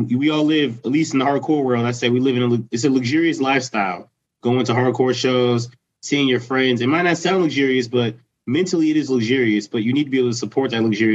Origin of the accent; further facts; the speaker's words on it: Lancaster, Pennsylvania, United States; We're from Lancaster